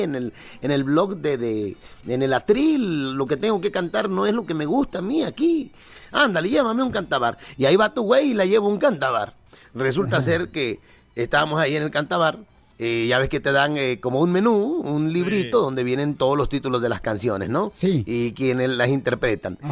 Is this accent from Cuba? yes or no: no; Acapulco, Guerrero, Mexico; allá de mi pueblo, en Acapulco